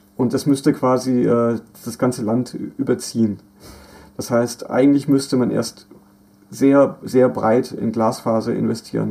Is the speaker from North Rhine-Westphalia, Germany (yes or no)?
no; Black Forest, Baden-Württemberg, Germany; moved away; mein Heimatdorf im Schwarzwald, wo, wo meine Mutter wohnt